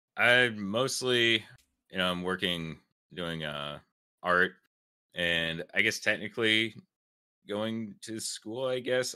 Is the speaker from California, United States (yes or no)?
no; South Carolina, United States; I'm from South Carolina.